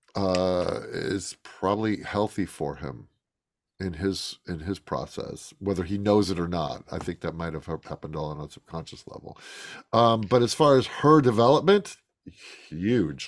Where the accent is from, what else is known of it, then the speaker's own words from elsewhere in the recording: Chicago, Illinois, United States; I grew up in Chicago.